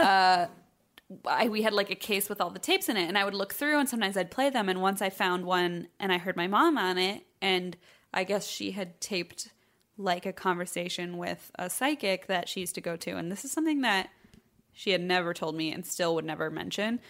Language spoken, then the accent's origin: English; Troy, Illinois, United States; my hometown of Troy, Illinois. It's a small town in southern Illinois on the Saint Louis Metro